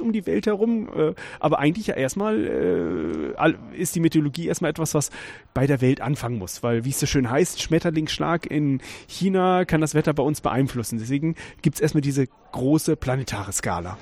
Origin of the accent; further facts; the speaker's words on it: Weserbergland, Lower Saxony, Germany; moved away as an adult; also born or lived in Karlsruhe; im Weserbergland, wo ich herkomme